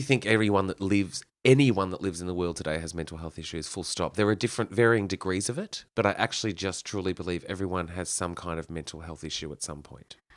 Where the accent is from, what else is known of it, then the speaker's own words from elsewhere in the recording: Kyneton, Victoria, Australia; I grew up in Kyneton